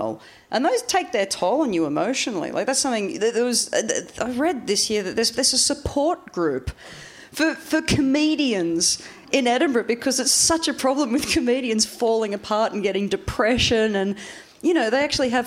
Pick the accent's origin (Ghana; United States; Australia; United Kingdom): Australia; moved away; growing up in Australia